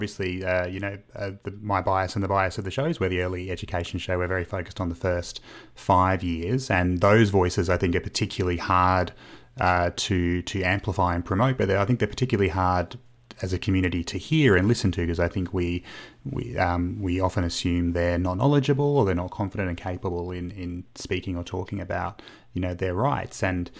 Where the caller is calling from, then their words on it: Canberra, Australian Capital Territory, Australia; I'm calling from Canberra, Megan